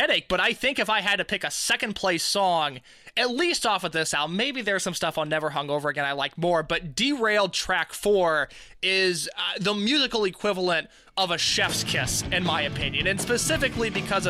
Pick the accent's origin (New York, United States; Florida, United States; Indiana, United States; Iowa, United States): Indiana, United States; Central; I'm someone from Central Indiana